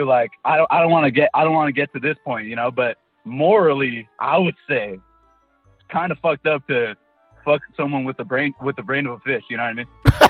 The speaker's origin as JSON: {"language": "English", "region": "California", "country": "United States", "said": "I'm from, Cali."}